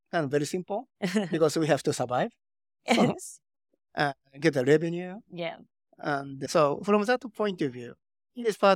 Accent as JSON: {"language": "English", "region": "Tokyo", "country": "Japan", "tie": "born or raised there", "also_born_or_lived": "Silicon Valley, United States", "second_language": "English", "moved": "as an adult", "said": "I spent six years in Silicon Valley, and okay, I was born and raised in Tokyo, uh, Japan"}